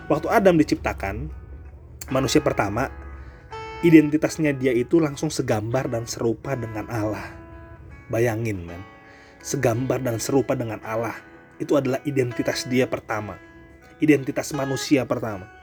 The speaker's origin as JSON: {"language": "Indonesian", "region": "North Sumatra", "country": "Indonesia", "said": "lebih tepatnya suku gua loh gua kan Batak ya"}